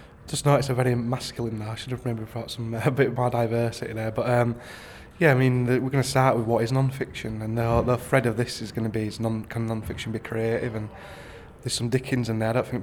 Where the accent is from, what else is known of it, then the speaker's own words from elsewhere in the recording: Pudsey, Yorkshire and the Humber, United Kingdom; I'm from Leeds. I'm from Pudsey.